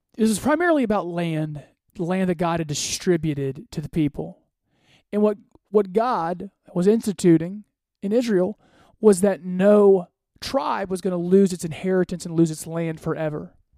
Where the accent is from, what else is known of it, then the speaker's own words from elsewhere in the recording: Côte d’Ivoire; I was born in West Africa. I was born in the Ivory Coast.